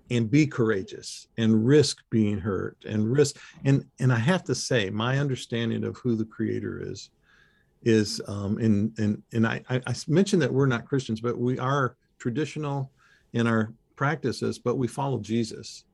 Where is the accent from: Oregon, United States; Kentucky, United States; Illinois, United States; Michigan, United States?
Michigan, United States; I was raised in Michigan as a kid